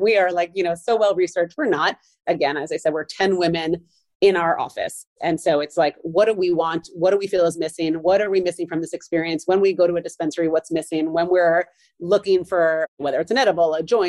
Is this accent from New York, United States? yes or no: yes; New York, United States; I'm a New Yorker